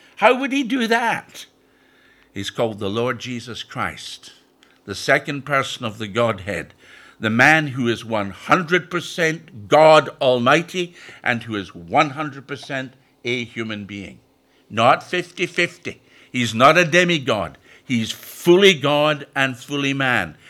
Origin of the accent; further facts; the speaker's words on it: Scotland, United Kingdom; also born or lived in Perthshire, Scotland; now in York, United Kingdom; I'm originally from Scotland, but my home has been in York since nineteen sixty-nine.